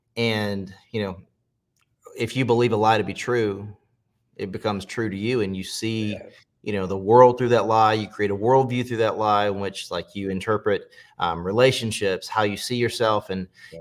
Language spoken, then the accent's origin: English; Pageland, South Carolina, United States; also born or lived in Charlotte, North Carolina; I grew up in uh, Pageland, South Carolina, so a really small town on the state line in South Carolina